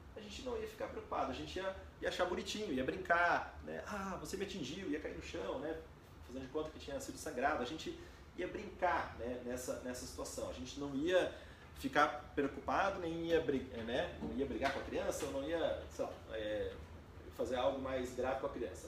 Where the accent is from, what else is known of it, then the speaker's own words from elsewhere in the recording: Brazil; A gente como brasileiro